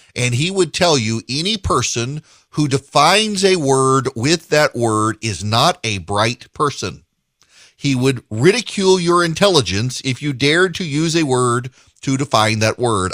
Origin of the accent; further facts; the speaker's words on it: Dubai, United Arab Emirates; moved away; also born or lived in Macon, Georgia; I grew up in Dubai